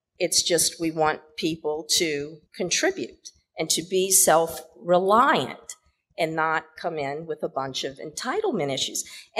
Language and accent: English; New Orleans, Louisiana, United States; moved away as an adult; also born or lived in Houston, Texas / San Diego / Bay Area, California / Beijing, China; now in Kuala Lumpur, Malaysia; I was born and raised in New Orleans. I lived several years in Houston, Texas, and then I did my doctoral work out in the somewhat in San Diego, and then the Bay Area of California.